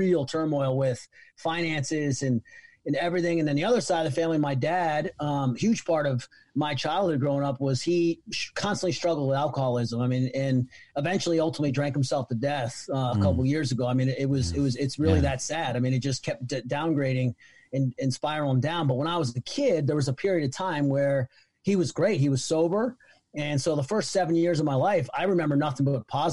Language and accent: English; Middletown, New York, United States; now in Charlottesville, United States; we were born and raised in Middletown, New York. It's about an hour away from New York City, little tiny town